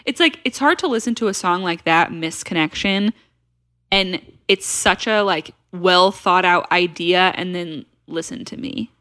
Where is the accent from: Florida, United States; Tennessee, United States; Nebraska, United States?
Tennessee, United States; Nashville; We're from Nashville